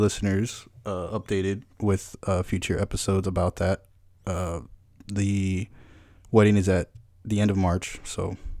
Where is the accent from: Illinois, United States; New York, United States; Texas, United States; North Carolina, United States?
Texas, United States; San Antonio; I'm from San Antonio, born and raised.